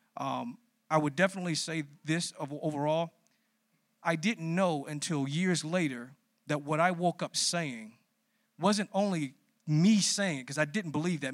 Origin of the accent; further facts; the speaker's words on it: Washington, District of Columbia, United States; I grew up in Southeast D C